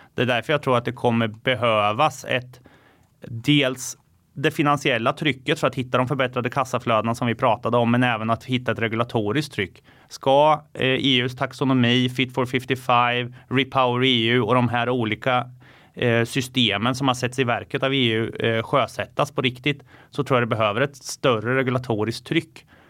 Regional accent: Finspång, Östergötland, Sweden; en liten månskensbonde från norra Finspång har lite getter, höns, lever, lever och lär med naturen

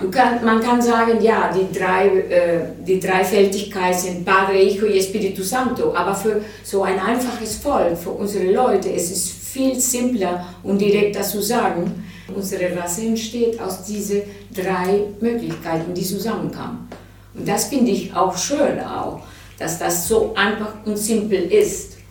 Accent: Venezuela; Ich fand immer, dass wir zu wenig Zeit verbracht hatten in Venezuela. Das, wenn ich in Venezuela war, entweder war ich Kind oder dann bin ich im Ausland gegangen, habe ich studiert teilweise.

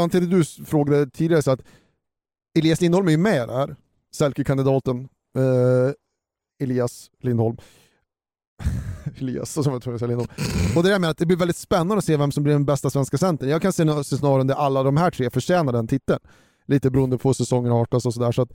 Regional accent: Sweden; oss som svenskar

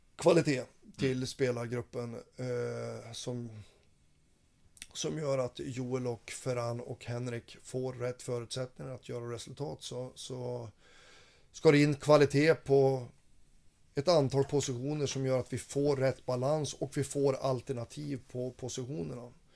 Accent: Fränsta, Västernorrland County, Sweden; moved away; jag har varit ute i mina hemtrakter eh, uppe i Fränsta

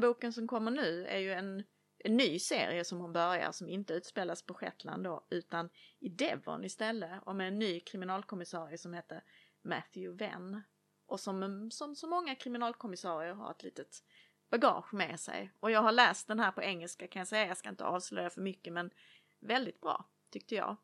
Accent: Lund, Skåne, Sweden; från Oskarshamn till Lund som även är min hemstad

